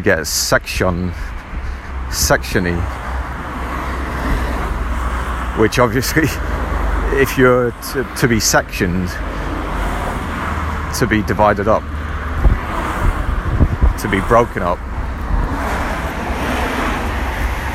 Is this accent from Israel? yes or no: no; Ireland; I was born in Ireland